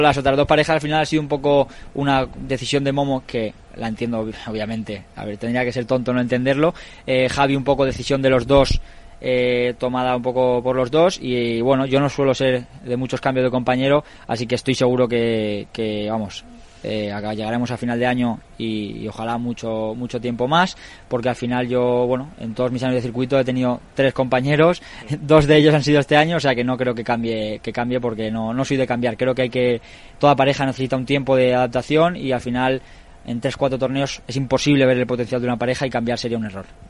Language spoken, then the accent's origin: Spanish; Valencia, Valencian Community, Spain; Valencia en casa, eh, donde yo nací, donde yo vivo